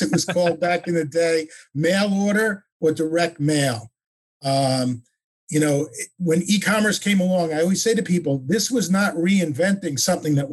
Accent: Oceanside, New York, United States; moved away as an adult; now in Coconut Creek, United States; originally from Oceanside, New York

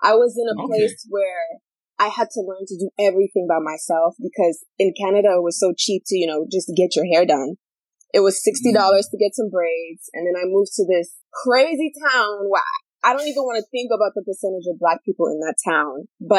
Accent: Florida, United States; I'm from Florida. I live in Jacksonville.

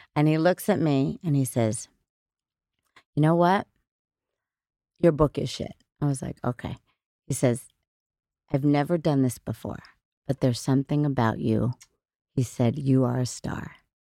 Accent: Middletown, New York, United States; I was born in Middletown, New York

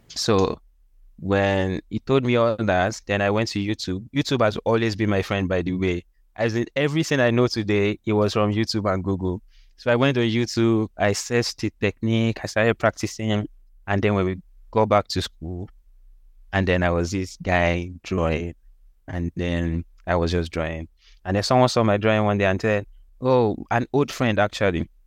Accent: Osogbo, Osun, Nigeria; moved away; also born or lived in Lagos, Nigeria; I was born in Lagos. Then we moved out of Lagos, like when I was still young. We moved mm. to Osun State

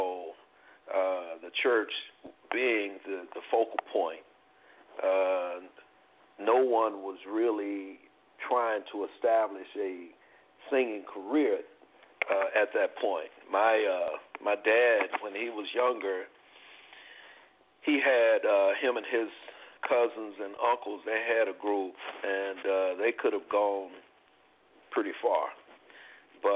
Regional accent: New York, United States; also born or lived in North Carolina; I'm originally from the South, from North Carolina, but I grew up in New York

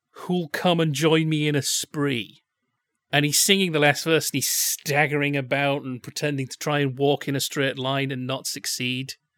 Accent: Yorkshire and the Humber, United Kingdom; I'm from Yorkshire

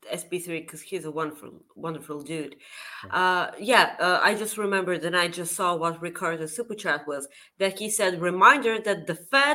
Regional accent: Bulgaria; Also, Kenny, I'm from Bulgaria. Google it.

